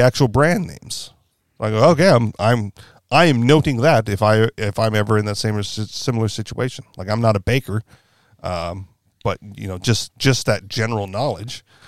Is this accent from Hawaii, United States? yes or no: yes; Hawaii, United States; also born or lived in Washington State; I'm from Hawaii